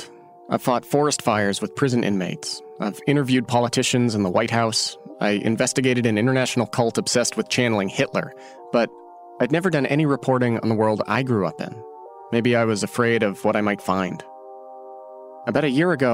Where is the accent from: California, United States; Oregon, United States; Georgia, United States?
Oregon, United States; moved away as an adult; after I graduated from high school and I moved away from Oregon